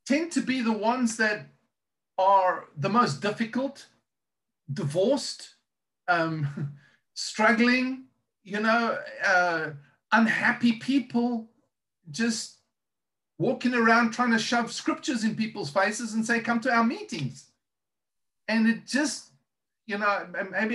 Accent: South Africa; moved away as an adult; now in United States; I'm South African.

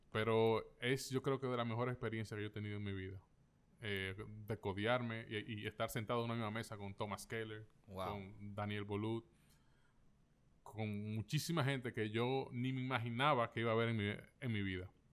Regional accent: Dominican Republic; como los dominicanos

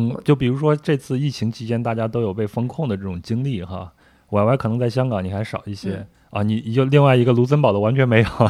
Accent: Henan, China; moved away; 我一个河南人，从小在河南长大。

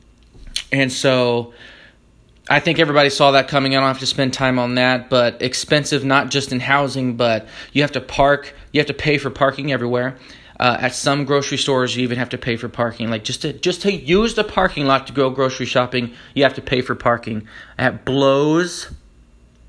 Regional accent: Florida, United States; moved away; also born or lived in California; I'm from Florida. We use interstate as the phrase

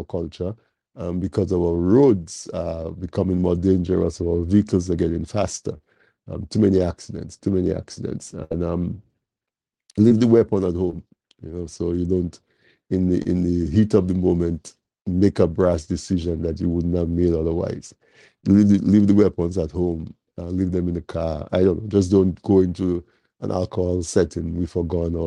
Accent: Dominica; Because we were born in Dominica, we say we are Dominican.

